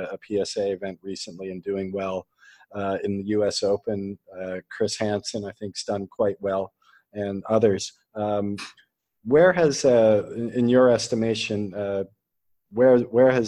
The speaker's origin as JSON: {"language": "English", "country": "Canada", "said": "I'm Canadian"}